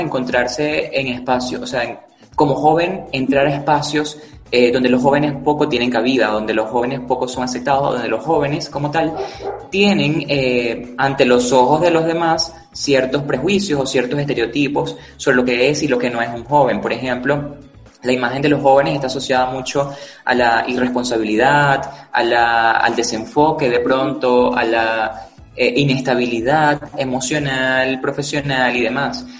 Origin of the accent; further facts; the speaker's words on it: Zaraza, Guárico, Venezuela; en la ciudad de Sarasa, en el estado Guárico, al oriente del estado Guárico, de donde soy y donde crecí